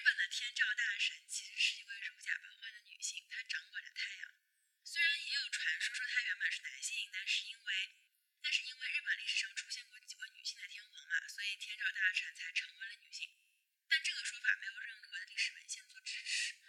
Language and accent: Chinese; China; 可能对我们中国人来说，会觉得这个力量来自女性，是不是有什么独特的寓意？